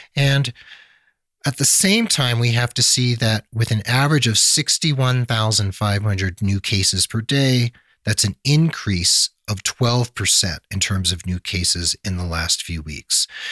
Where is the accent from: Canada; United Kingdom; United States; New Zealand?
United States; New Mexico; my home state of New Mexico